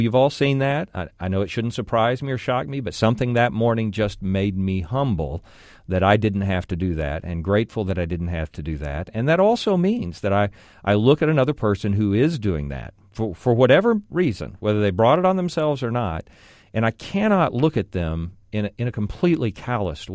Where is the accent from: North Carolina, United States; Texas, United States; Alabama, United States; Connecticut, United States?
Texas, United States; Arlington; my hometown of Arlington, where I live